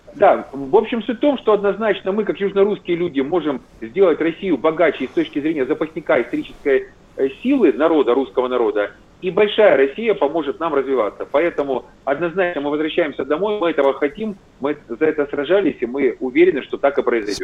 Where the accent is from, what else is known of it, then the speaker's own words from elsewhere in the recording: Zaporizhzhia, Zaporizhzhia Oblast, Ukraine; moved away; я сам коренной запорожец, я больше 30 лет прожил в Запорожье